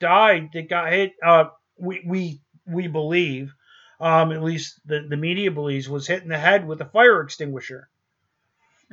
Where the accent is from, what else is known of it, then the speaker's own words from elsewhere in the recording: New York, United States; moved away; originally we're from New York. I grew up in a neighborhood